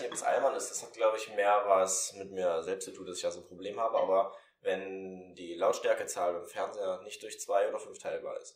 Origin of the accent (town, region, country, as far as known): Germany